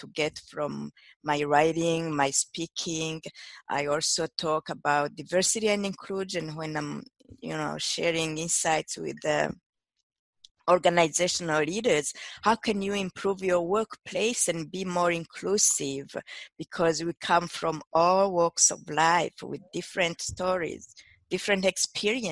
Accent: Burundi; also born or lived in Quebec, Canada / Detroit, United States; now in United States; I'm originally from Burundi, which is a small country in East Africa. I immigrated to North America in the 90s.

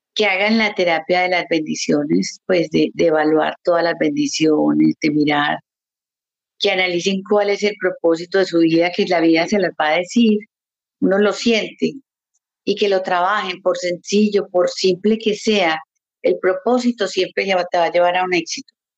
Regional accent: Colombia; also born or lived in Canada; now in Montreal, Canada; yo soy colombiana de corazón, amo mi país

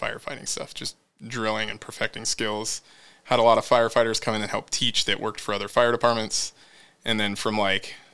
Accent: Hilliard, United States; moved away; also born or lived in Renton; I grew up in Hilliard.

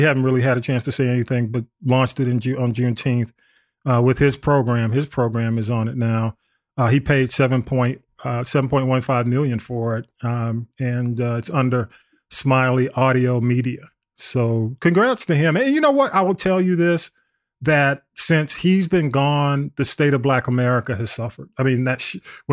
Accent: East Point, Georgia, United States; I grew up in East Point

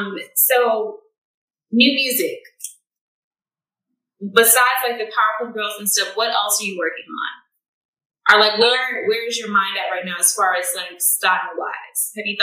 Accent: Houston, Texas, United States; moved away as an adult; now in Atlanta, United States; Me and Pamela are both from Houston, Texas originally. I'm out here in Atlanta with you, so I'm out here. I've been here for a couple of years, but we're originally from Houston.

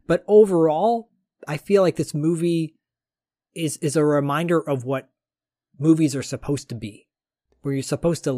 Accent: New York, United States; I get these things. I'm from New York.

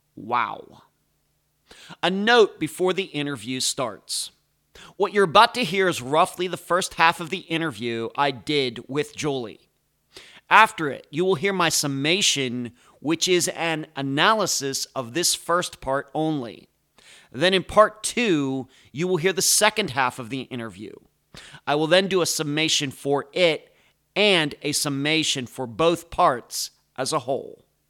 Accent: Pittsburgh, Pennsylvania, United States; accent: Pittsburgh; moved away; I'm originally from the Pittsburgh area, and I had a, it still kinda comes out. I have a Pittsburgh accent once in a while

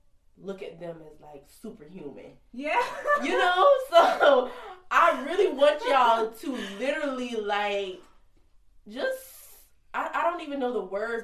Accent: Kingstree, South Carolina, United States; I'm from King Street, South Carolina. Super country.

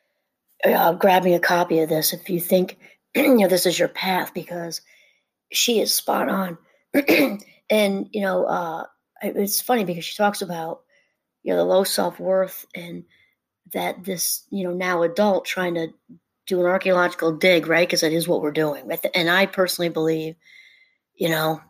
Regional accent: New York, United States; I grew up in New York, about an hour out of Manhattan

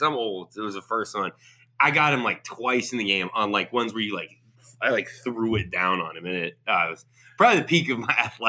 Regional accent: Seattle, Washington, United States; I grew up in Seattle.

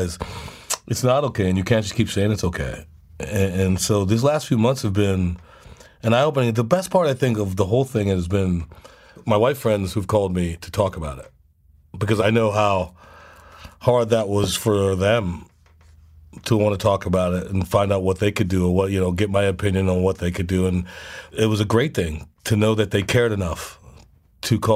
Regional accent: Charleston, South Carolina, United States; born or raised there; also born or lived in Nashville

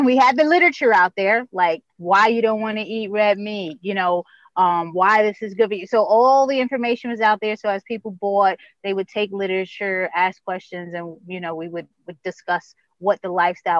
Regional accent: New York, United States; now in Baltimore, United States; when you think Baltimore, and I'm coming from New York, I'm like, oh, wow, Baltimore, The Wire

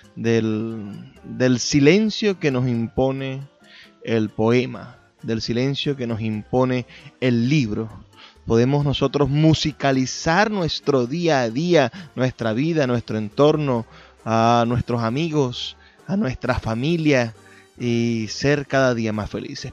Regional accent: Venezuela; nuestra identidad como latinoamericanos, como venezolanos

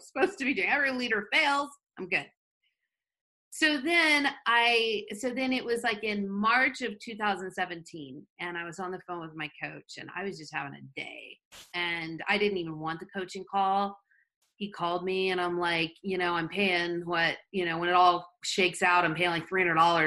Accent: Florida, United States; now in Southern California, United States; I grew up in Florida

